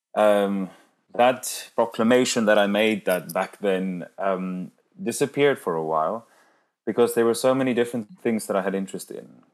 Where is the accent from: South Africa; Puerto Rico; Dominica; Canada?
South Africa; Cape Town, Western Cape; English is a second language; moved away as an adult; also born or lived in London, United Kingdom; now in Zurich, Switzerland; I moved from my hometown, Cape Town, uh, to London in 2014 to do some postgraduate studies